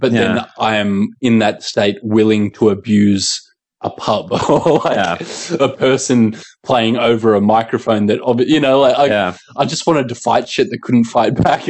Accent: Manly, New South Wales, Australia; born or raised there

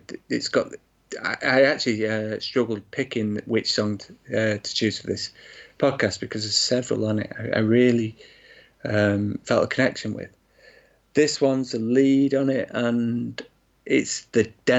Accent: Glossop, East Midlands, United Kingdom; my hometown of Glossop in Derbyshire

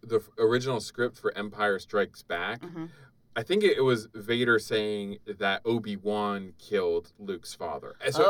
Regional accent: Canada; now in United States; I was born in Canada

